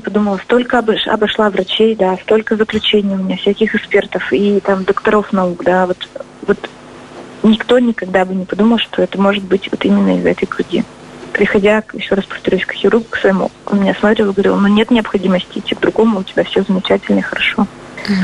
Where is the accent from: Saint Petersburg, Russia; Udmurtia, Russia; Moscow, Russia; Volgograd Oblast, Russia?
Udmurtia, Russia; Izhevsk; мой родной город